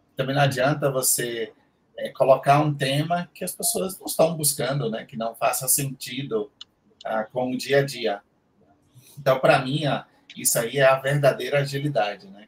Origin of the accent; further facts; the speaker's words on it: Salvador, Bahia, Brazil; moved away as an adult; now in São Paulo, Brazil; eu atualmente moro em São Paulo, tenho acho que 12, 13 anos já morando aqui, e eu era de Salvador, da, da, lá do Nordeste